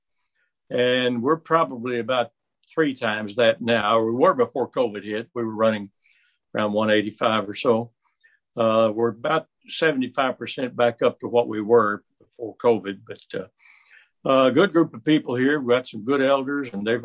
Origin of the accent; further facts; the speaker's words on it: Owensboro, Kentucky, United States; also born or lived in Toledo, Ohio; I grew up mostly in Kentucky. We moved back to Kentucky when I was about five and went to school there around Owensboro in the country schools and finally the city schools